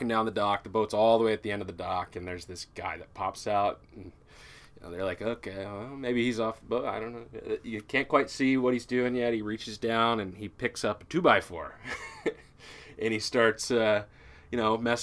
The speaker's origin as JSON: {"language": "English", "town": "Kenmore", "region": "Washington", "country": "United States", "tie": "born or raised there", "said": "I'm a Seattle boy, born and raised in Kenmore"}